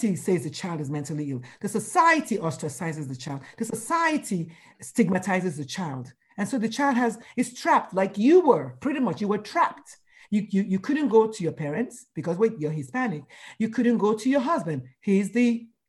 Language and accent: English; Nigeria; moved away as an adult; now in United States; going to school in Nigeria, growing up in Nigeria